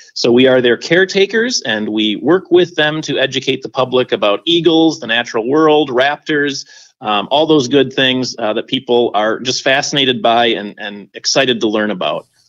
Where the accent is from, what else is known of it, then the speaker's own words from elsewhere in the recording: Winona, Minnesota, United States; I live in Winona, Minnesota, down in the southeast corner. And growing up in Winona